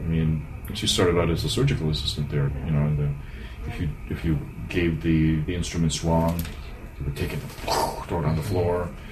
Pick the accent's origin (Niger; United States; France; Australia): United States; Cleveland, Ohio; now in Brunswick, United States; I was born and raised in Cleveland